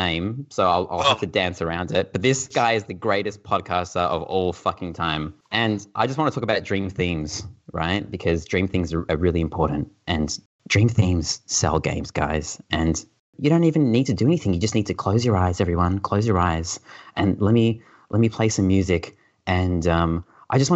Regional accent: Australia; we're Australian

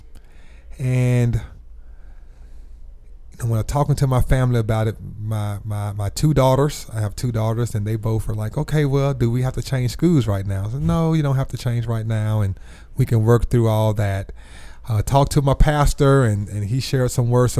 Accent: Birmingham, Alabama, United States; I'm a native of Birmingham. Was born and raised right here in the city

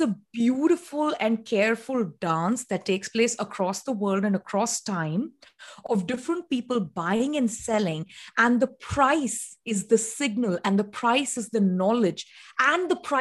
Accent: India; moved away as an adult; now in United States; I grew up in India for the most part.

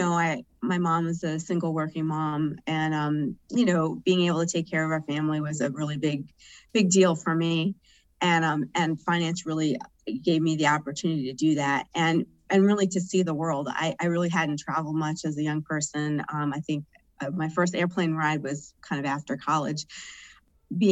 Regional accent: New York, United States; also born or lived in Houston; I'm a New Yorker by background. I still live in New York

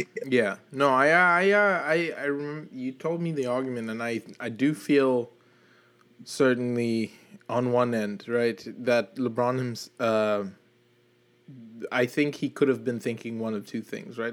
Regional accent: South Africa; I'm from South Africa, and I did get to attend that World Cup

